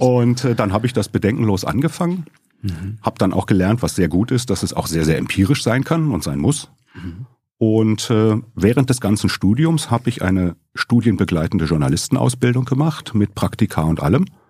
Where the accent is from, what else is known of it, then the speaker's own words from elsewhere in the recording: Bochum, North Rhine-Westphalia, Germany; also born or lived in Leverkusen / Baden-Württemberg; Frage, wo ich herkomme, lautet schon lange Bochum